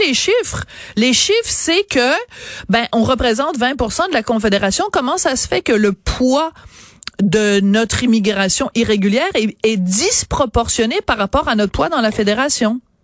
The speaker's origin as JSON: {"language": "French", "region": "Quebec", "country": "Canada", "said": "chez nous au Québec"}